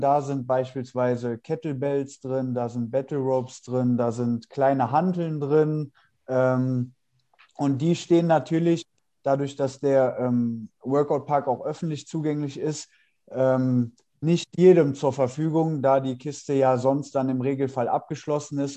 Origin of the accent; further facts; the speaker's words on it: Mönchengladbach, North Rhine-Westphalia, Germany; moved away; also born or lived in Cologne / Düsseldorf; komme gebürtig aus Mönchengladbach